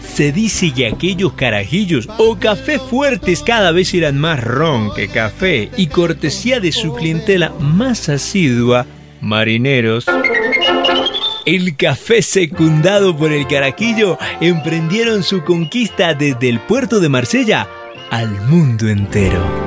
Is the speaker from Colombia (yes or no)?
yes; Colombia; Lo sé, en ocasiones no lo parezco, pero soy de acá